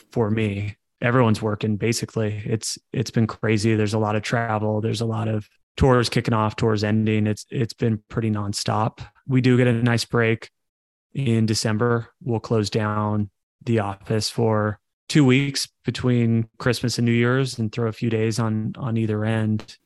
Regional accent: Coachella Valley area, California, United States; in my division in high school. La Quinta was, was in our division

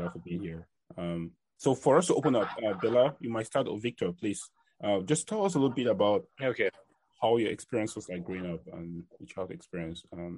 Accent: Cameroon; I'm from Cameroon.

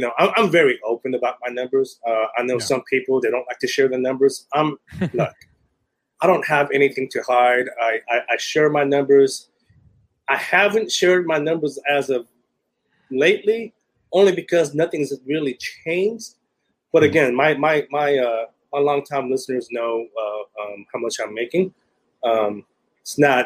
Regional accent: Silicon Valley, Northern California, United States; moved away as an adult; now in Southern California, United States; I'm originally from Silicon Valley, Northern California

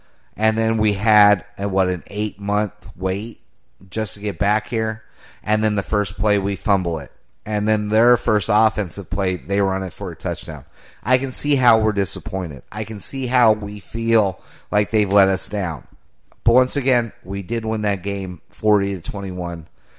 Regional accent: Denver, Colorado, United States; I grew up in Denver, Colorado, guys.

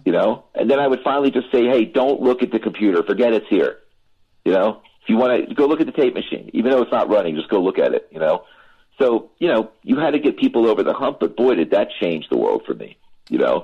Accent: Philadelphia, Pennsylvania, United States; moved away; also born or lived in Los Angeles; that's my hometown. I went to Drexel University and I grew up in Lower Merion

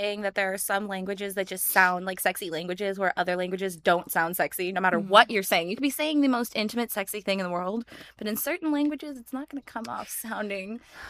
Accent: San Diego, California, United States; now in Las Vegas, United States; I'm from San Diego, where it thankfully doesn't get very cold in the winter

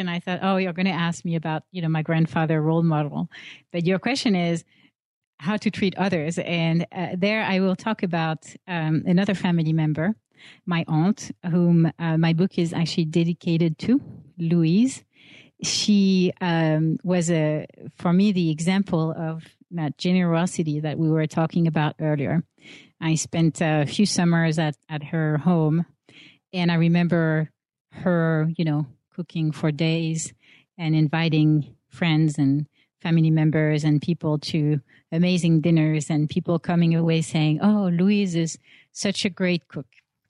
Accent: Paris, Île-de-France, France; moved away as an adult; coming from Paris, where I grew up in France, landing in San Francisco

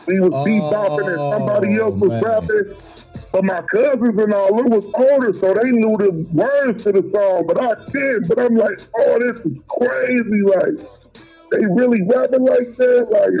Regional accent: Cincinnati, Ohio, United States; I'm from Cincinnati, man, Ohio

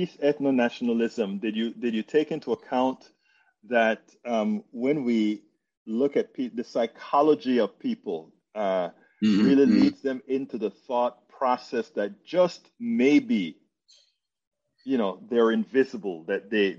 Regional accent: Panama; I'm from Panama. Yo soy Latino.

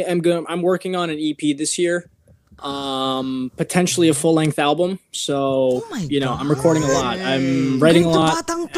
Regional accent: Philippines; I just say I'm full Filipino.

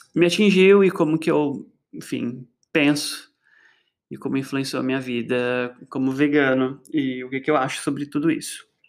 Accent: Osasco, São Paulo, Brazil; lá em Osasco, minha terra

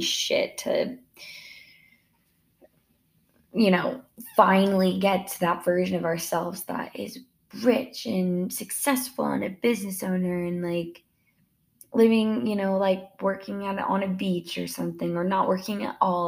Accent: Spokane, Washington, United States; I grew up in Spokane, Washington

